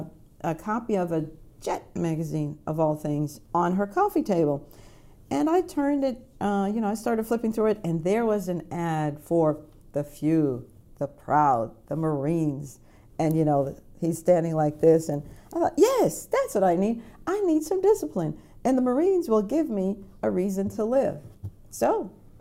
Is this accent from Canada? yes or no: no; Jamaica; now in United States; I was a Jamaican. I was a Jamaican citizen.